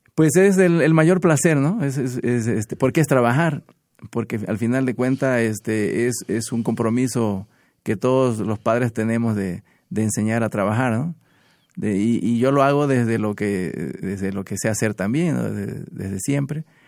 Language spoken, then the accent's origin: Spanish; Minatitlán, Veracruz, Mexico; vengo de Minatitlán